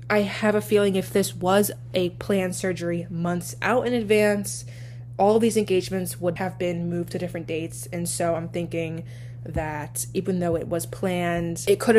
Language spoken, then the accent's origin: English; New Jersey, United States; I am from New Jersey, if there's anyone who is a New Jerseyan out there.